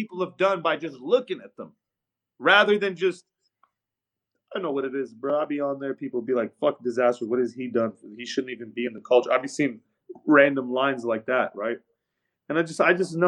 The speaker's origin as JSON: {"language": "English", "region": "West Coast", "country": "United States", "said": "I'm from the West."}